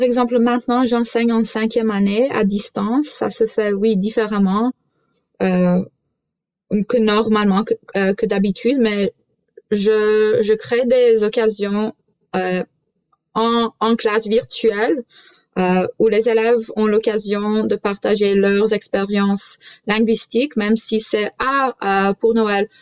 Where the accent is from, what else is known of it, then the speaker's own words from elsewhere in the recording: Canada; French is a second language; je suis née au Canada, mais la culture polonaise ainsi que la langue font partie de ma vie quotidienne